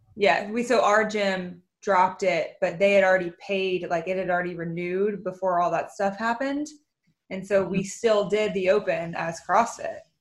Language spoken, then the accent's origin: English; Mandeville, Louisiana, United States; moved away; I lived in Mandeville until Katrina